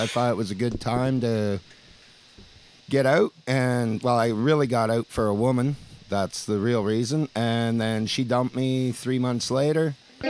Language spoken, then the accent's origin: English; Elora, Ontario, Canada; Elora, Ontario.